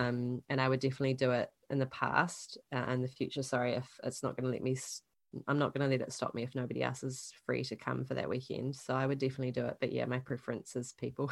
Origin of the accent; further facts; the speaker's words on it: New Zealand; also born or lived in Invercargill, Southland; I'm a Kiwi that grew up here. Um, I live down in Southland, which is the very bottom of the South Island of New Zealand, and in Invercargill. Um, I grew up on a sheep farm